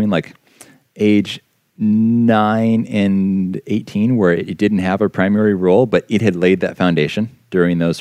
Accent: Calabasas, California, United States; I grew up here in Southern California

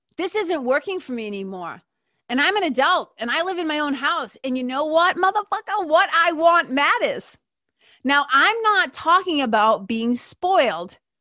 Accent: Lawrence, United States; we grew up in Lawrence

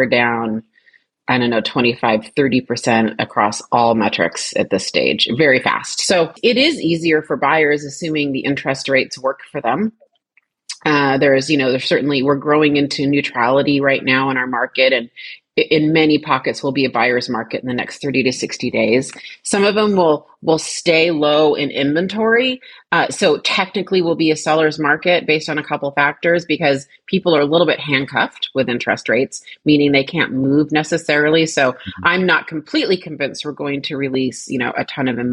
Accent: Seattle, Washington, United States; I am a fifth generation Washingtonian. My dad's family goes back five generations. Yeah. So I was born and raised there

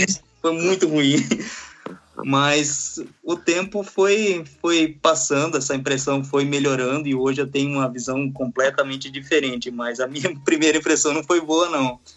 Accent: Brazil; moved away as an adult; now in Japan; Eu sou brasileiro também, né? Não sou descendente, eu sou casado com descendente

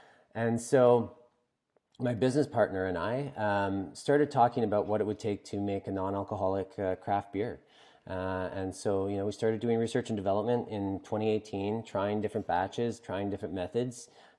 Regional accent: East Coast, Canada; I'm from the East Coast of Canada, you know, and it's particularly ingrained here

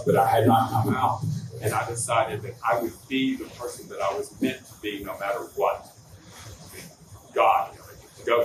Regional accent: the South, United States; I grew up in the South in the 50s and 60s

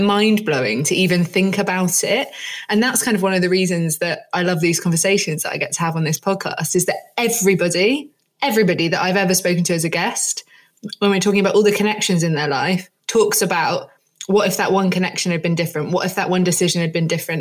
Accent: Jersey; moved away; I grew up in Jersey

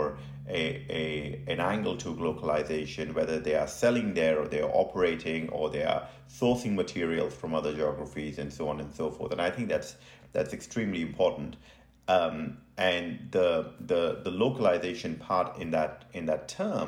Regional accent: Bihar, India; moved away as an adult; also born or lived in New Delhi, India / Derby, United Kingdom / Leeds, United Kingdom; now in Phoenix, United States; I was born in India, in the northeast of India, a state called Bihar

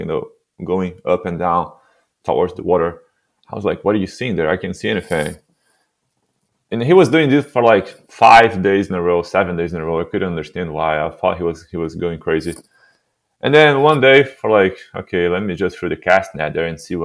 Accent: Santos, São Paulo, Brazil; English is a second language; moved away; I was born in a city called Santos in Brazil

